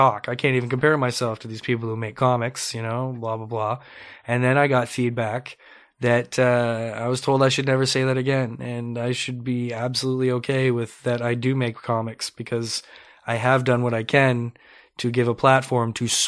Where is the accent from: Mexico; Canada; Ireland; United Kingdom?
Canada; I'm Canadian anyways. I should be proud of that, right?